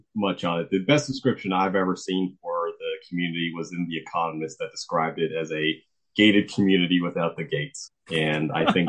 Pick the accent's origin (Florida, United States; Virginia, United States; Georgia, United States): Florida, United States; South; moved away; Growing up in South Florida